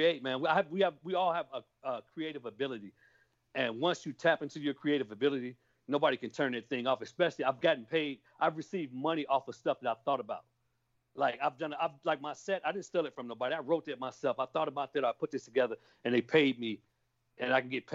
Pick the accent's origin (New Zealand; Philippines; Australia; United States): United States; Kankakee, Illinois; moved away as an adult; now in Texas, United States; I'm from a small town called Kankakee, Illinois